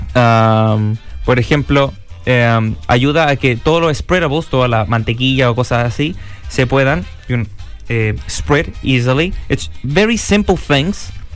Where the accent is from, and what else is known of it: Chile